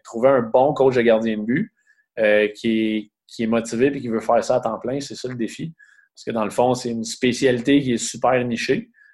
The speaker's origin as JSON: {"language": "French", "town": "Beloeil", "region": "Quebec", "country": "Canada", "tie": "born or raised there", "said": "je viens de Belleuil, sur la rive sud de Montréal"}